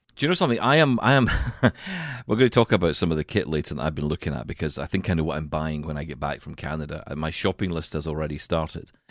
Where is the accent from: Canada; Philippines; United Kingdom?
United Kingdom; Glasgow, Scotland; we're from Glasgow in Scotland